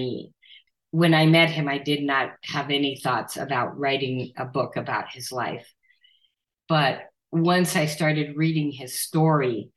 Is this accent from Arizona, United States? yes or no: yes; Nogales, Arizona, United States; living in my hometown of Nogales, Arizona, on the border, where that's where I grew up